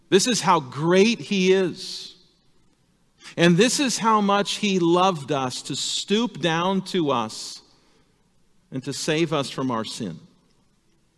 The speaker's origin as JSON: {"language": "English", "town": "El Segundo", "region": "California", "country": "United States", "tie": "born or raised there", "moved": "yes", "lives_now": "Ripon, United States", "said": "I grew up in Southern California, in a little town called El Segundo"}